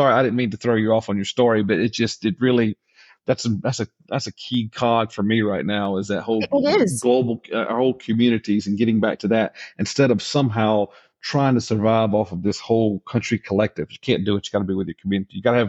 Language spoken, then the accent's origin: English; Georgia, United States; I grew up in Georgia in the 80s and in the 90s.